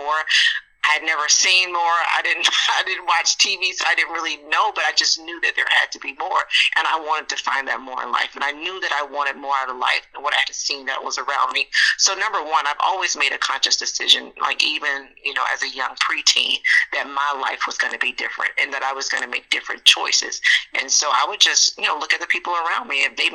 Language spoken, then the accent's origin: English; Montgomery, Alabama, United States; growing up in Montgomery, Alabama